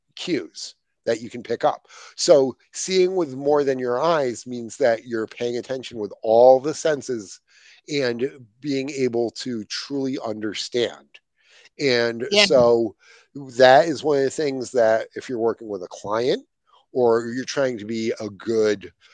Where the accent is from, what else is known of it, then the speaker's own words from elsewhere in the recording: Ireland; So see, I actually have a natural advantage because I'm Irish and nothing offends us.